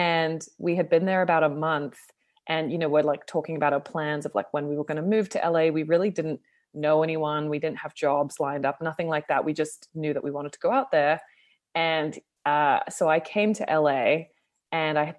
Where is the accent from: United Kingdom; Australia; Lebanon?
Australia; Sydney, New South Wales; also born or lived in Toronto, Canada; now in Los Angeles, United States; I'm Australian originally, but I was living in Toronto, Canada for about 6 years